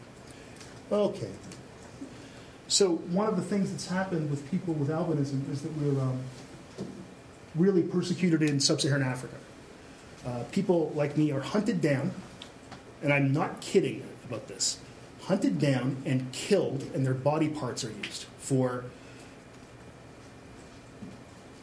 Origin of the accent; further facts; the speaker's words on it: Canada; I played hockey as a kid, but I'm Canadian